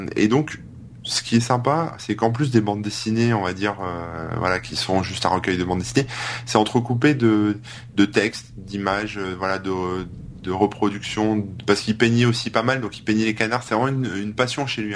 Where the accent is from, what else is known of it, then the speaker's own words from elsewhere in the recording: the North, France; je viens du Nord